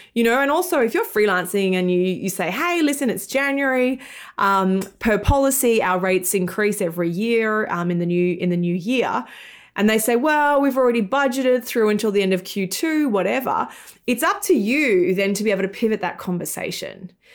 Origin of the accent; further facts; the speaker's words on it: Australia; moved away as an adult; also born or lived in United Kingdom / London; now in New York, United States; in Australia, where I'm from, hence my weird accent.